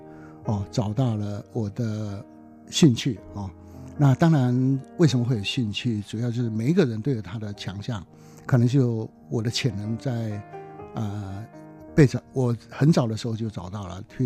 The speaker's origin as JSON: {"language": "Chinese", "region": "Taitung County", "country": "Taiwan", "tie": "born or raised there", "said": "因为我故乡在台东嘛，那台东就是有一个天主教的学校，是非常木工非常有名的学校哦。"}